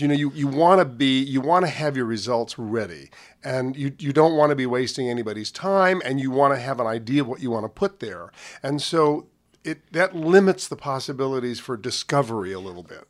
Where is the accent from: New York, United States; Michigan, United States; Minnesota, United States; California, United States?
New York, United States; also born or lived in Havana, Cuba; they both became teachers and opened a school in New York. So the, the world that I grew up in as a small boy